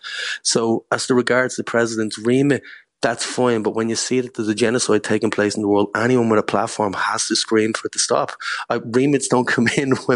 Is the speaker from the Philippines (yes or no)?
no; Ireland; as an Irish person